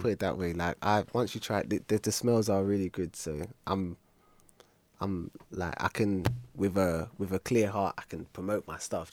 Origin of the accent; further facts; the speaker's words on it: London, United Kingdom; I'm born and raised in South